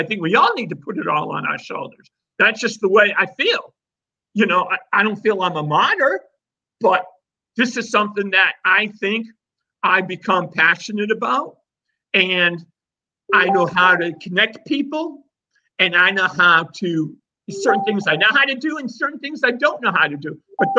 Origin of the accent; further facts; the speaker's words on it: Worcester, Massachusetts, United States; now in Charleston, United States; I love where I am, and I'm thankful I grew up in Worcester, but I'm even more thankful that I've had the life I've had for the last 32 years.